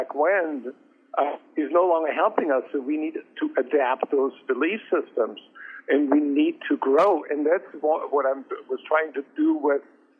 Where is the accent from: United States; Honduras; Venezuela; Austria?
Austria; moved away; I grew up in Austria, and my grandmother ran a country inn